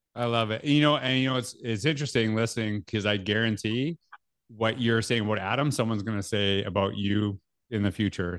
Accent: Canada; accent: Canadian

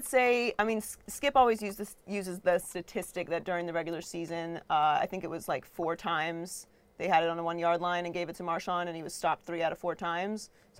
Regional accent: Pittsburgh, Pennsylvania, United States; Well, I grew up in Pittsburgh, so right.

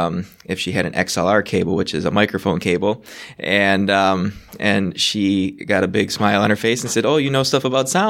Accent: Racine, Wisconsin, United States; I was born and raised in Wisconsin, which is through Racine

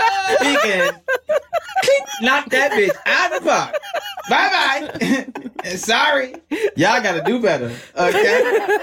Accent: Chicago, Illinois, United States; now in Los Angeles, United States; Chicago makes us crazy though, because it makes us like, yeah, I'm from Chicago. This ain't cold. I find myself being like that in L.A. all the time.

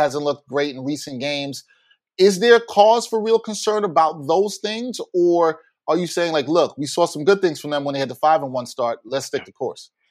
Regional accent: New York City, New York, United States; we're both from Brooklyn

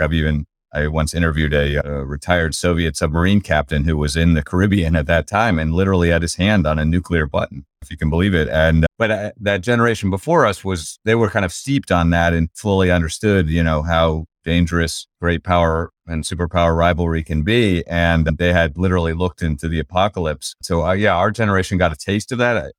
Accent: Washington, United States; had the experience that, of growing up in Washington

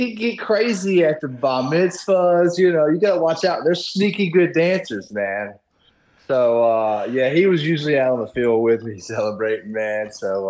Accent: Baton Rouge, Louisiana, United States; also born or lived in Florida; now in Mississippi, United States; I'm originally from Baton Rouge, Louisiana. Went to Florida, then decided to stay in Mississippi.

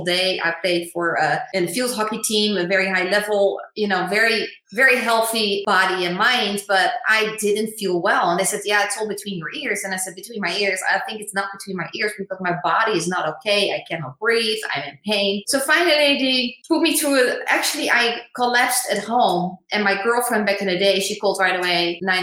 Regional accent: The Hague, South Holland, Netherlands; moved away as an adult; now in United States; I was born in the Netherlands, in The Hague. Just a normal child going to school

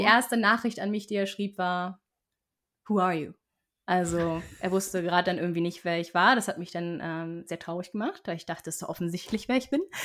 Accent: Flensburg, Schleswig-Holstein, Germany; accent: Nordlicht (northern German); moved away as an adult; also born or lived in Ottawa, Canada / Berlin, Germany / Stockholm, Sweden; now in Sweden; Äh, ich komme nämlich aus Flensburg

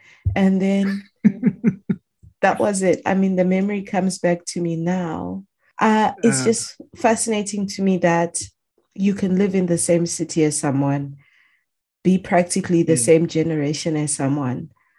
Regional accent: Harare, Zimbabwe; also born or lived in Macheke, Zimbabwe; now in Japan; I lived in Harare. Of course, I grew up in Harare. I went to a boarding school in Macheke, but I did my A-levels at St. John's, Emerald Hill

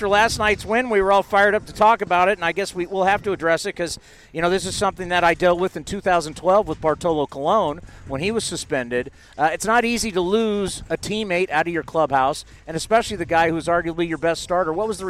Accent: San Diego, California, United States; because I grew up in San Diego.

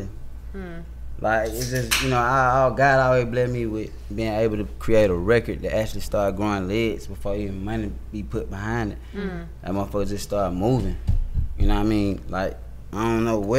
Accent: Atlanta, Georgia, United States; also born or lived in Riverdale, Georgia / College Park, Georgia; I'm from East Atlanta. You feel me? Glenwood Avenue to be exact.

